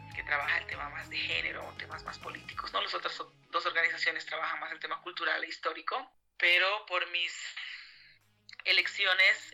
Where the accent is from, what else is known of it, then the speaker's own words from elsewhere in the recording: Canavi, Yungas, La Paz, Bolivia; now in Cochabamba, Bolivia; soy de los Yungas de La Paz, de Canavi